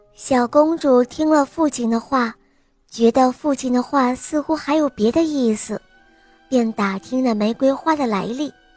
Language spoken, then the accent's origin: Chinese; Jinan, Shandong, China; 我是岁半的，我来自济南